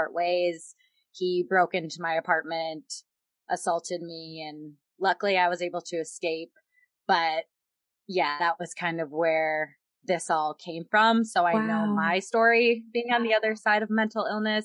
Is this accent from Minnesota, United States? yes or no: yes; Minnesota, United States; moved away as an adult; also born or lived in Yuma, Arizona; I am originally from Minnesota, born and raised my whole life